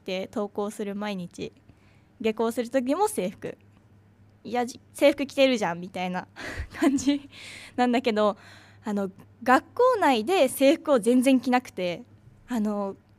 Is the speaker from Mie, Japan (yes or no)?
no; Chiba, Japan; 私千葉県出身で